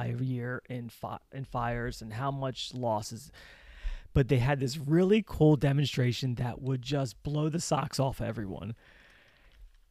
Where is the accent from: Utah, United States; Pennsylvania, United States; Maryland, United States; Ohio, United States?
Maryland, United States; Baltimore; accent: Baltimore; my Baltimore accent.